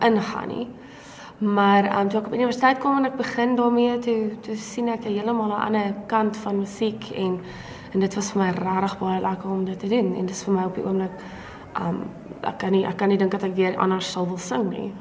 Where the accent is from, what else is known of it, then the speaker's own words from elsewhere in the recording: Brakpan, Gauteng, South Africa; moved away as an adult; also born or lived in Pretoria; ek is daar gebore en ek het daar groot geword